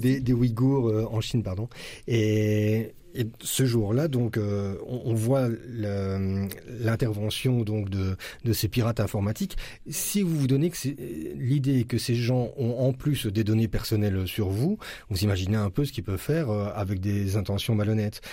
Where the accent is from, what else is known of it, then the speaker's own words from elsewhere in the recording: Braine-le-Comte, Wallonia, Belgium; je suis habitant de Braine-le-Comte